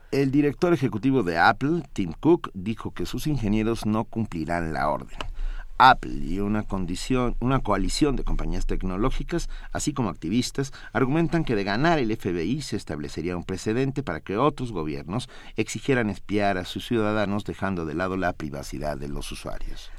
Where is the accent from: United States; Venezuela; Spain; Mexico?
Mexico; nuestra identidad como mexicanos